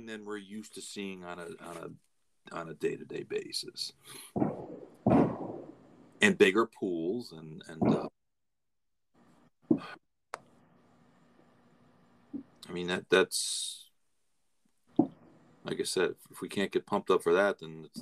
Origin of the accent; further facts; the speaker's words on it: Florida, United States; I'm from Florida